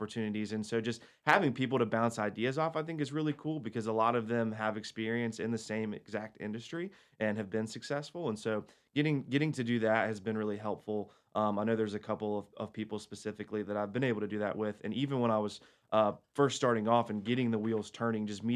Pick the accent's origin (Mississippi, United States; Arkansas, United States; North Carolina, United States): North Carolina, United States; Hickory; moved away as an adult; now in Cornelius, United States; I grew up in Hickory.